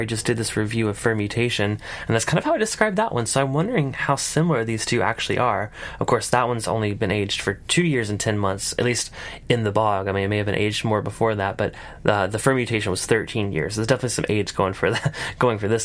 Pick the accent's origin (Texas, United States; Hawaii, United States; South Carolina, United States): South Carolina, United States; I'm from South Carolina, we don't have those accents.